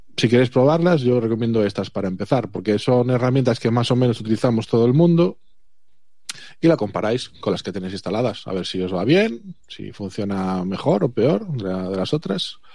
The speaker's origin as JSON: {"language": "Spanish", "region": "Galicia", "country": "Spain", "said": "el resto somos de Galicia"}